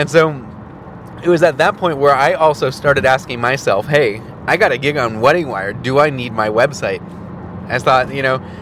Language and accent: English; Milwaukee, Wisconsin, United States; my hometown of Milwaukee